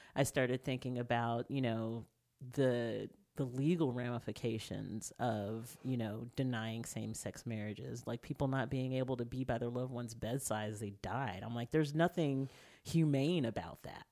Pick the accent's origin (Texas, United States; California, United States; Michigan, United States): Texas, United States; Tyler; moved away as an adult; also born or lived in Houston, Texas; I grew up in Tyler, Texas. I was born in Houston